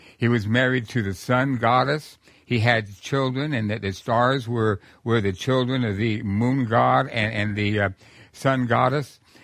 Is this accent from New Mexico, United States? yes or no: yes; New Mexico, United States; I'm from New Mexico